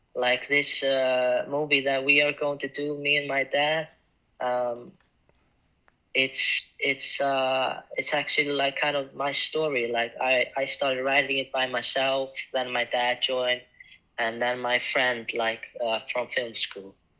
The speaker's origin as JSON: {"language": "English", "town": "Ísafjörður", "region": "Westfjords", "country": "Iceland", "moved": "yes", "said": "Yeah, I'm from Iceland. I'm from a small town called Isafjordur, uh, where 2,000 people live. And I moved by myself to the city in 2020"}